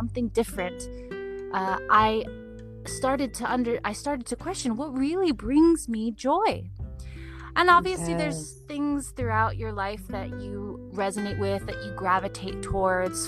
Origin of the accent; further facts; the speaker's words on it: Santa Ana, California, United States; I grew up in Santa Ana, Orange County